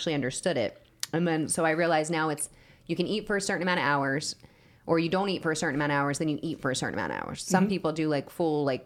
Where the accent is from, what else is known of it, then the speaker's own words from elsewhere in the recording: New Jersey, United States; now in Las Vegas, United States; moving from Jersey to Vegas because Jersey has some of the best fucking food you'll ever have